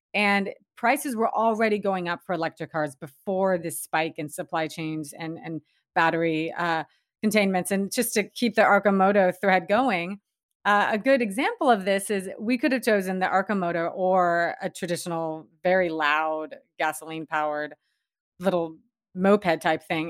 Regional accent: Washington, United States; also born or lived in Seattle; Washington State, um, my home state, and, and where I'm living now.

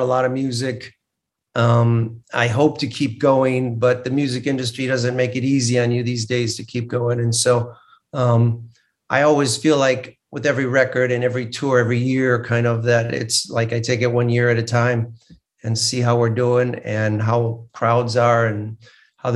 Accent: Midwest, United States; moved away; I'm a Midwesterner at heart

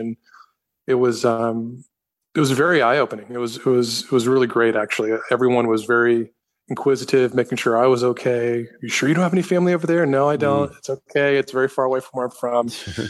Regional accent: the South, United States; Because, you know, growing up in the South, you know, you can kind of be anonymous

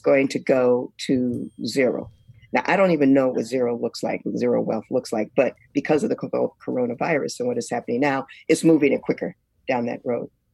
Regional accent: United States; as a Black woman growing up in America

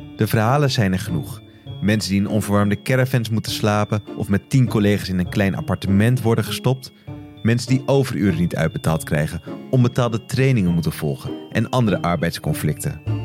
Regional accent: Beverwijk, North Holland, Netherlands; mijn geboortestad Beverwijk

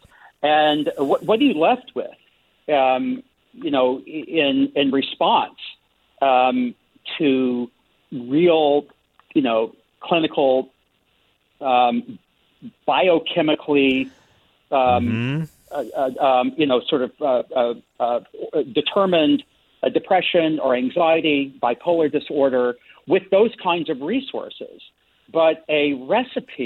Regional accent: the South, United States; growing up in the South

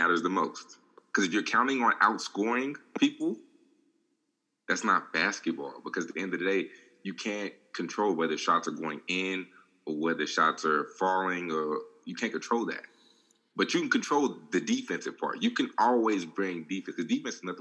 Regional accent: Dallas, Texas, United States; And the Mavericks, my hometown team

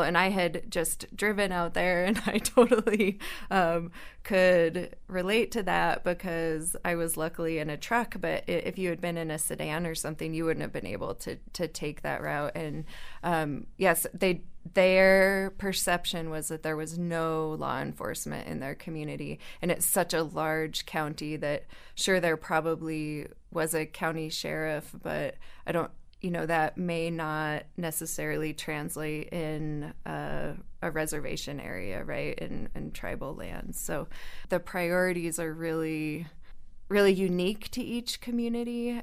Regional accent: northern Colorado, United States; moved away as an adult; now in New Mexico, United States; I grew up in Colorado

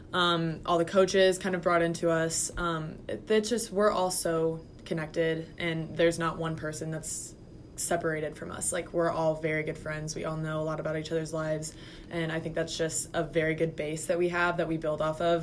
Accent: Indianapolis, Indiana, United States; I'm a junior, and I'm from Indianapolis, Indiana, and I'm studying secondary education.

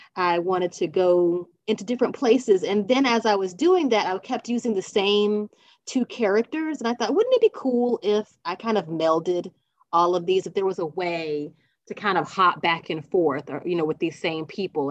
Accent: South Carolina, United States; I'm from South Carolina

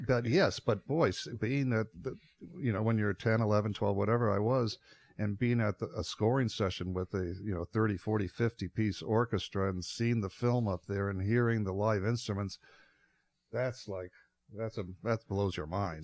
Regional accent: Midwest, United States; I grew up in the Midwest

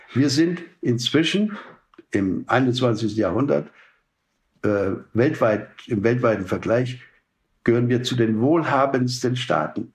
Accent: Germany; als Europäer, auch als Deutsche

